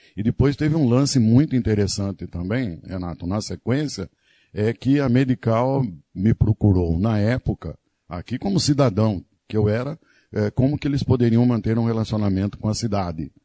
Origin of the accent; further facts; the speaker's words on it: Dois Córregos, São Paulo, Brazil; moved away as an adult; now in Iracemápolis, Brazil; Eu nasci em Dois Córregos, estado de São Paulo.